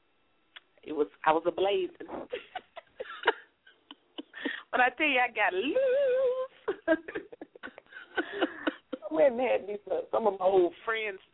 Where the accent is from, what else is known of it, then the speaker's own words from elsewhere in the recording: Selma, Alabama, United States; moved away; I'm from Selma, but moving back there